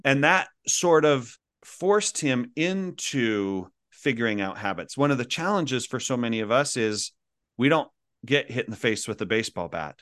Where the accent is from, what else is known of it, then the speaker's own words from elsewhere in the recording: Kaysville, Utah, United States; moved away as an adult; also born or lived in Philippines; I grew up in Kaysville, Utah